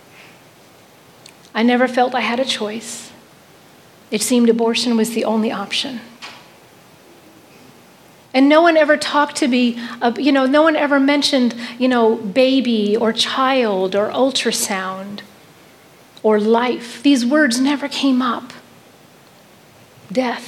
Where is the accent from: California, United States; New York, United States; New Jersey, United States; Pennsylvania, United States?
New York, United States; New York City; in July 1967, I was born in Manhattan Hospital